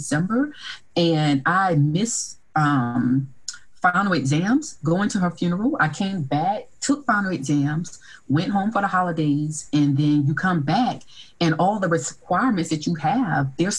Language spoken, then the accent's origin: English; Orangeburg, South Carolina, United States; I came from a hometown where there was two historically Black colleges and universities. So there was a private one, Claflin University, and then a public one, South Carolina State University